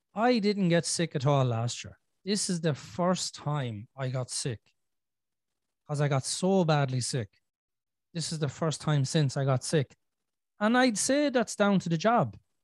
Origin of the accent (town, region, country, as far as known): Ireland